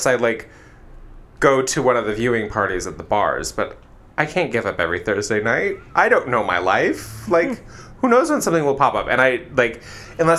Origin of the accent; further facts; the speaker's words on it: United States; as an American